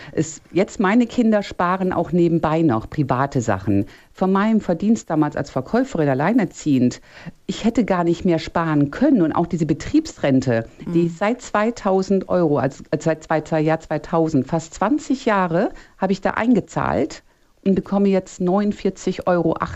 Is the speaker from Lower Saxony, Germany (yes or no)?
yes; Eystrup, Lower Saxony, Germany; Erstmal, ich komme aus Eistrup. Ich Ach. bin ah. heute nur woanders wegen der besseren Verbindung.